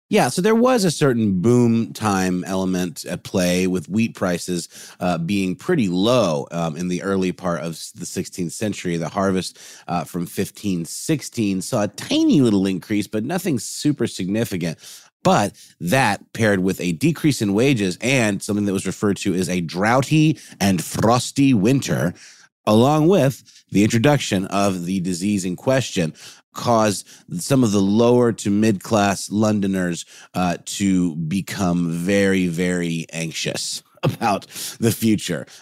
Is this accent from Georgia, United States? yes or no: yes; Augusta, Georgia, United States; now in Atlanta, United States; I'm from Augusta, Georgia